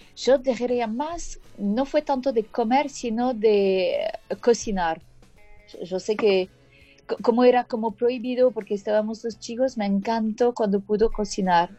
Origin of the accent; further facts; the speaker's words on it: France; Spanish is a second language; moved away; soy francesa